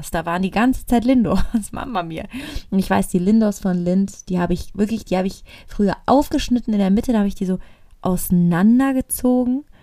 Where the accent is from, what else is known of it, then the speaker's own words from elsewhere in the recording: Italy; ich komme aus Italien, ich liebe es zu essen.